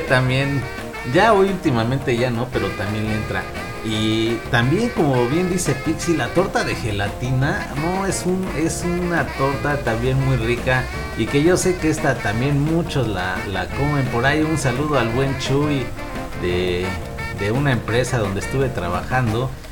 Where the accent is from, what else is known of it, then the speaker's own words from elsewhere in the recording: Mexico; nosotros aquí en México